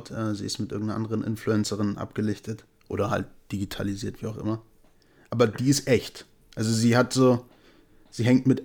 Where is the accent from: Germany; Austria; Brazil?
Brazil; Und ich komme auch aus Brasilien, selbstverständlich.